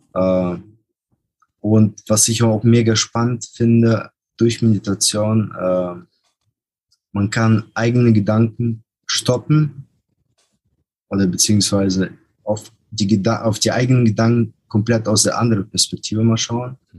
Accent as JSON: {"language": "German", "country": "Germany", "said": "aus Deutschland"}